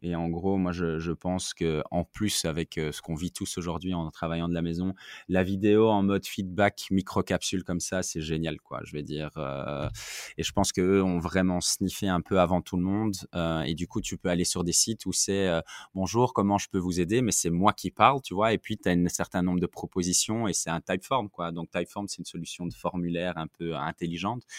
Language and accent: French; Belgium; je suis belge, en Belgique